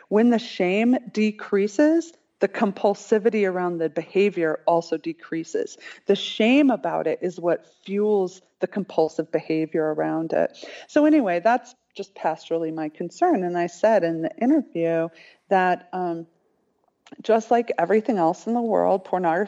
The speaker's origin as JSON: {"language": "English", "town": "Colorado Springs", "region": "Colorado", "country": "United States", "tie": "born or raised there", "said": "I was raised in the Church of Christ in Colorado Springs"}